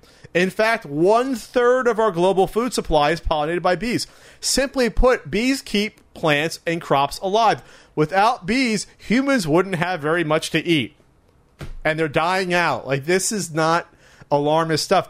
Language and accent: English; New Jersey, United States; moved away as an adult; now in Southern California, United States; I grew up East Coast, but I I consider myself in between East and West Coast. I still have that Jersey edge